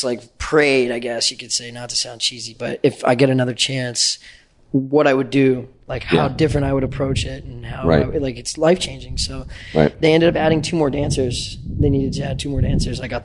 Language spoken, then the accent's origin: English; Colorado, United States; moved away; I grew up in Colorado